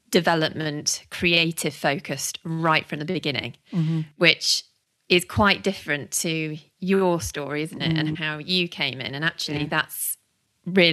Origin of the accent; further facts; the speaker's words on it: Warwickshire, West Midlands, United Kingdom; moved away as an adult; also born or lived in Birmingham / Lincolnshire; I grew up in Warwickshire, went to uni in Birmingham, so never went very far.